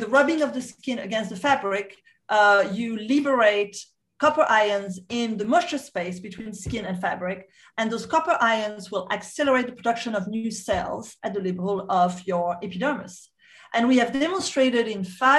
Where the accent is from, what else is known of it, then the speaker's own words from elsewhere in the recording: Corsica, France; we are from the Mediterranean part of the world, from an island called the Corsica.